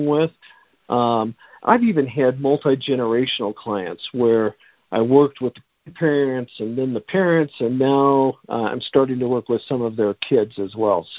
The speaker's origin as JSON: {"language": "English", "town": "Denver", "region": "Colorado", "country": "United States", "tie": "born or raised there", "said": "I grew up in South Denver"}